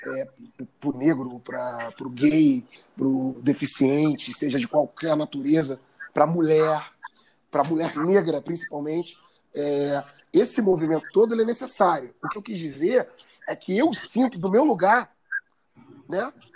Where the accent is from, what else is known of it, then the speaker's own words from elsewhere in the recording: Nova Iguaçu, Rio de Janeiro, Brazil; de Nova Iguaçu, que é a Baixada Fluminense, onde eu cresci